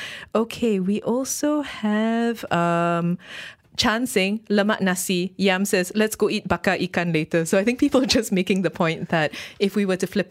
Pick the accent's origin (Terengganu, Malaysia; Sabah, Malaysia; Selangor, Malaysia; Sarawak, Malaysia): Terengganu, Malaysia; I grew up with goreng pisang. Ooh, I'm from Terengganu. I'm not Johorian.